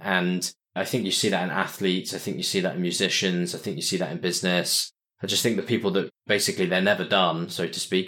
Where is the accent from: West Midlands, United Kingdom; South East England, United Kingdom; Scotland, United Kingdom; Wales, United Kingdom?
South East England, United Kingdom; Winchester; moved away as an adult; also born or lived in Cardiff; now in London, United Kingdom; I grew up in a place called Winchester, like I said, which is a, about an hour away from London